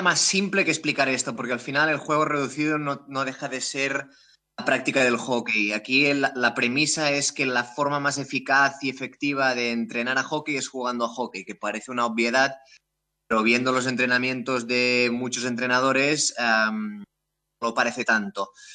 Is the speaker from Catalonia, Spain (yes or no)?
yes; Terrassa, Catalonia, Spain; also born or lived in Amsterdam, Netherlands; yo soy de aquí, de Tarrasa, aquí cerca de Barcelona